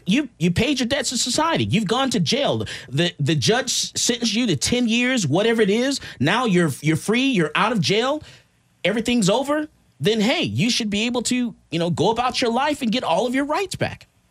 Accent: Missouri, United States; I'm from Missouri, the show me state

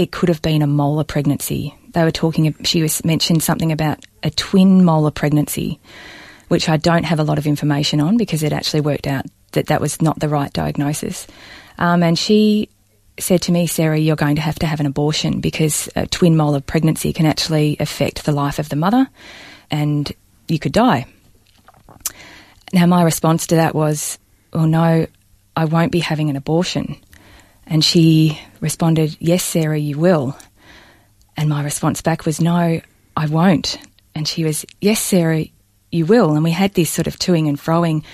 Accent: Balnarring, Victoria, Australia; born or raised there

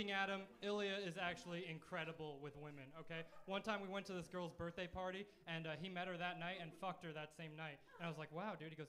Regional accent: Middlesex County, New Jersey, United States; Illy and I are both uh, born and raised in New Jersey, uh, except I'm from Middlesex County

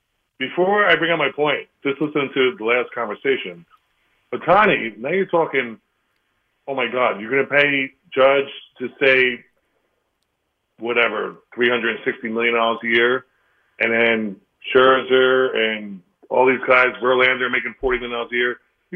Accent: New York, United States; I'm a New Yorker

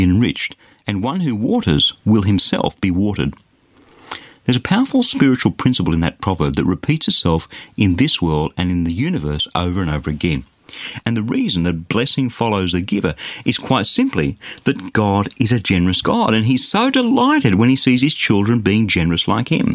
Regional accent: Australia; As an Australian, I'm blessed to be born in a safe and relatively affluent society

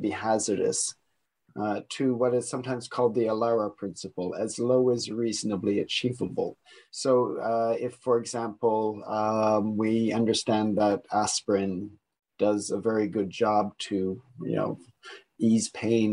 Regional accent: Niagara region, Ontario, Canada; moved away; I am also Canadian, coming from the Niagara region

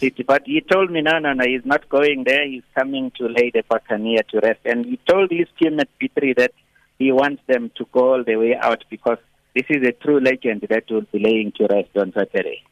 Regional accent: South Africa; I come from Beckville

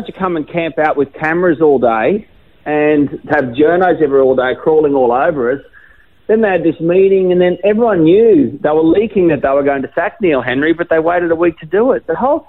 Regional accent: Brisbane, Queensland, Australia; also born or lived in Gold Coast; I'm a Queenslander, so I'm from Brisbane. I grew up in southeast Queensland. I spent half my life on the Gold Coast.

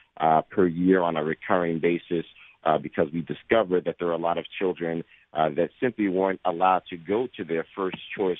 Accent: Yonkers, New York, United States; born and raised in New York. I'm a Yonkers, New York native son, just outside of New York City.

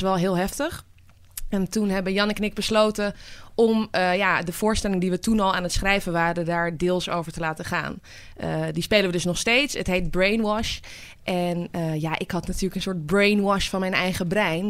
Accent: Amsterdam, North Holland, Netherlands; ik ben geboren getogen in Amsterdam.

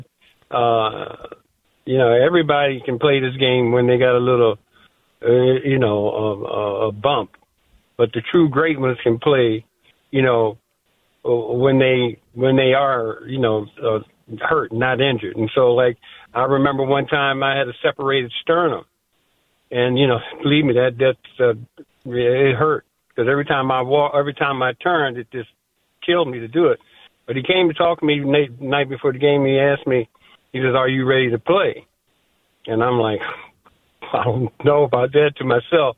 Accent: Miami, Florida, United States; moved away as an adult; also born or lived in Minnesota; I come from Miami

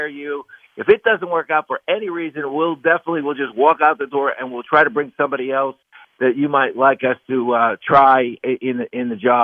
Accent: Pennsylvania, United States; my home state, Pennsylvania

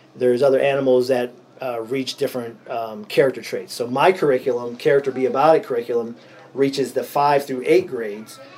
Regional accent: Erie, Pennsylvania, United States; I'm born and raised in Erie, PA, here in Erie

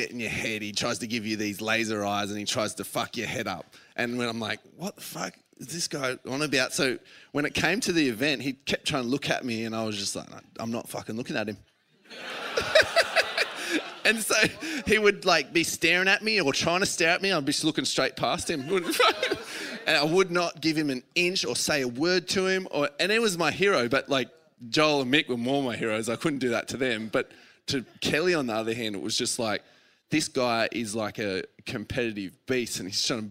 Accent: Australia; as a kid growing up in Aussie

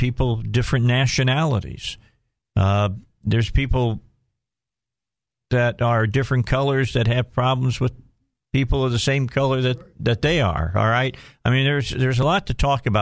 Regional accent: Lake Station, Indiana, United States; also born or lived in Gary, Indiana / Hammond, Indiana; now in Arkansas, United States; I was born in Gary, Indiana, just so everybody knows, okay, and raised in Lake Station, and then we moved to Hessville

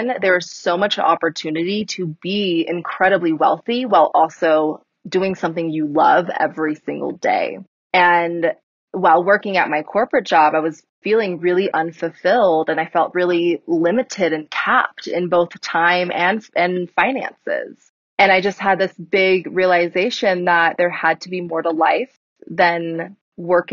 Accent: California, United States; moved away as an adult; now in Colorado, United States; I'm originally from California, moved to Colorado 2 years ago now

